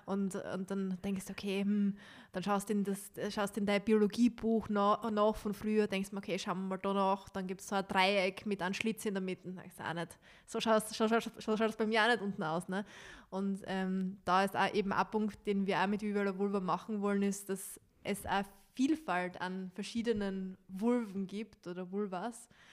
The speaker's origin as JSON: {"language": "German", "region": "Styria", "country": "Austria", "accent": "Styrian", "said": "mein steirischer Akzent mein steirischer Dialekt"}